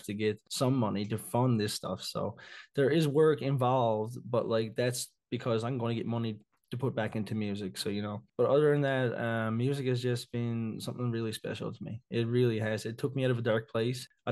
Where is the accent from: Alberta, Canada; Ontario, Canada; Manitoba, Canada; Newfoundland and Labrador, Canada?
Newfoundland and Labrador, Canada; Victoria; I'm from Victoria, Newfoundland.